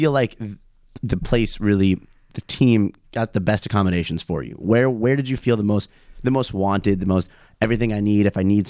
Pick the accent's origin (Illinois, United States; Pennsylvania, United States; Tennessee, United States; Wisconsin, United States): Illinois, United States; Chicago; now in Israel; I'm from Chicago.